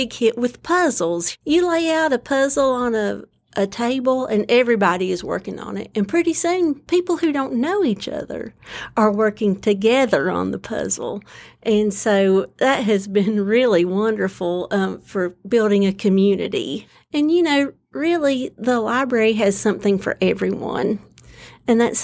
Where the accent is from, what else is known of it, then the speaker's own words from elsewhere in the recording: Lansing, North Carolina, United States; moved away; also born or lived in Galax, Virginia; I grew up in Lansing, North Carolina, just about 50 miles southwest of here